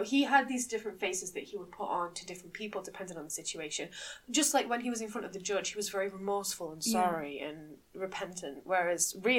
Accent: Manchester, North West England, United Kingdom; So if you can't tell from our accents, a lot of people can't tell, but no, we are actually from Manchester.

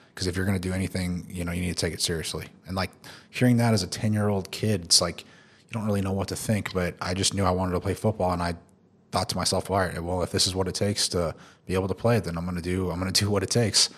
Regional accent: Tulsa, Oklahoma, United States; moved away as an adult; also born or lived in Houston / Philippines; now in Dubai, United Arab Emirates; I'm originally from Tulsa, Oklahoma

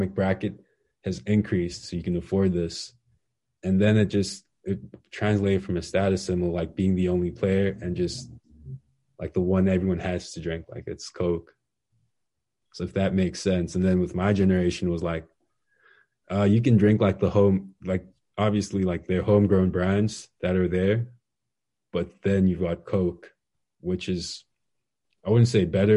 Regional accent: Zambia; moved away; Being from Zambia, like especially like growing up in Zambia

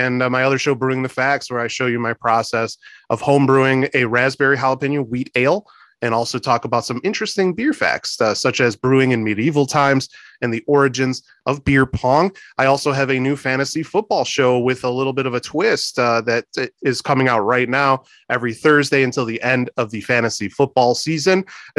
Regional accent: Chicago, Illinois, United States; also born or lived in Whitewater, Wisconsin; where we grew up in Chicago

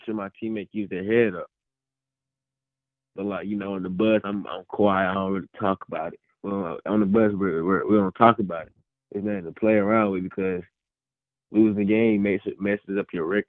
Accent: Griffin, Georgia, United States; I'm from Griffin, so I have to be able to stand out for my community

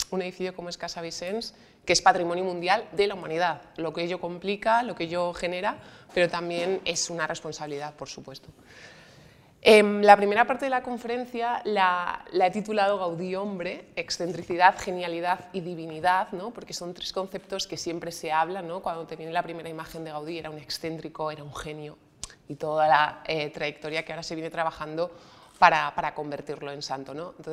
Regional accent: Salamanca, Castile and León, Spain; Eh, soy de Salamanca, o sea que para mí es como un poco jugar en casa

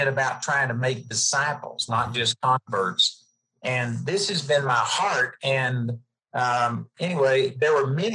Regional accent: Dallas-Fort Worth area, Texas, United States; moved away as an adult; now in Colorado, United States; we grew up in the Dallas-Fort Worth area.

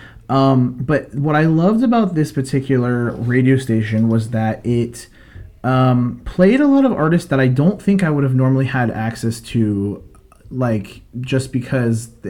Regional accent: Tampa, Florida, United States; moved away; I'm originally from Tampa

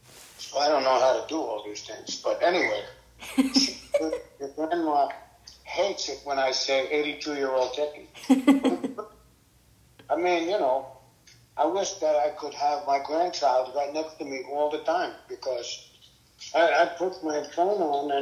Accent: New York City, New York, United States; I grew up on a block, 138th Street in New York City

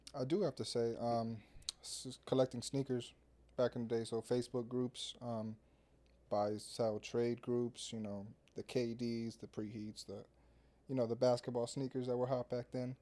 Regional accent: Orlando, Florida, United States; growing up in Orlando

